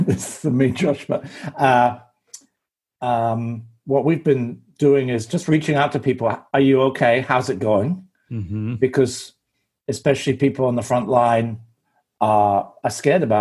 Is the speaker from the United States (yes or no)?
no; England, United Kingdom; I'm English